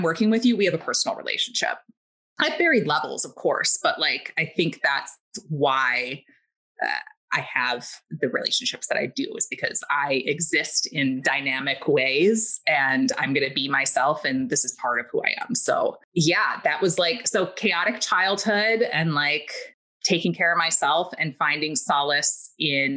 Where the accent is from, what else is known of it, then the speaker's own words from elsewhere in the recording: Milwaukee, Wisconsin, United States; I was raised in Milwaukee, Wisconsin, like right in the center of the city.